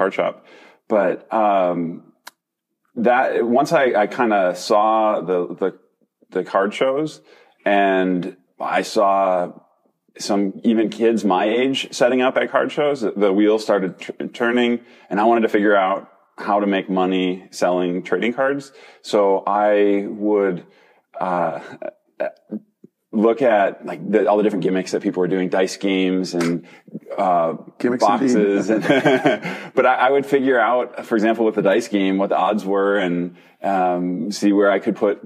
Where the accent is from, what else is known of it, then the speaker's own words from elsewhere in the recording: Minnesota, United States; I grew up in Minnesota